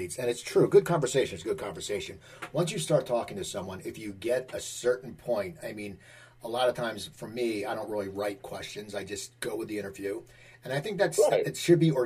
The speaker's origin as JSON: {"language": "English", "town": "Philadelphia", "region": "Pennsylvania", "country": "United States", "also_born_or_lived": "New Jersey / Burbank, California", "moved": "yes", "said": "I'm from the Philadelphia area."}